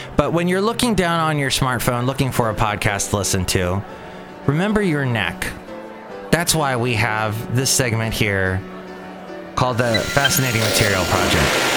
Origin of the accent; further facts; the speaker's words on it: California, United States; accent: California; also born or lived in Alabama; my accent, my California accent